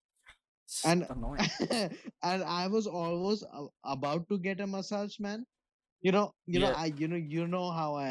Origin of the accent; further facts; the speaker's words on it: India; moved away; We're from India.